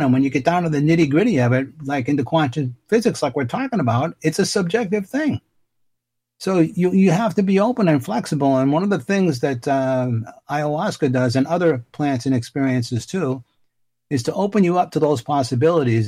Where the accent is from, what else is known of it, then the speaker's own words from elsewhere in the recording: Boston, Massachusetts, United States; I grew up in Dorchester in Boston, where Marky Mark Wahlberg is from